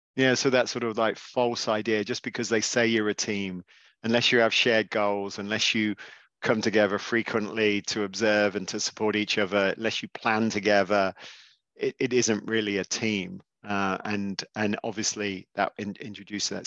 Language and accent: English; England, United Kingdom; as obviously an Englishman